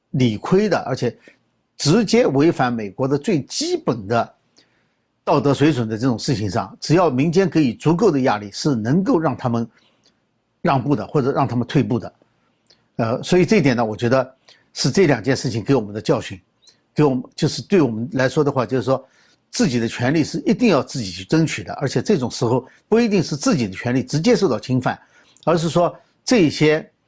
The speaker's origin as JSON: {"language": "Chinese", "country": "China", "said": "我们中国人讲的产婆"}